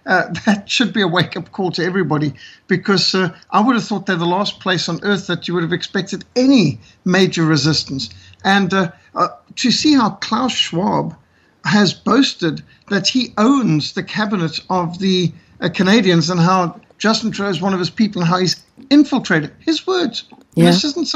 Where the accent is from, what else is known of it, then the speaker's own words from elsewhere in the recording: Australia; I've done some speaking to as an Australian.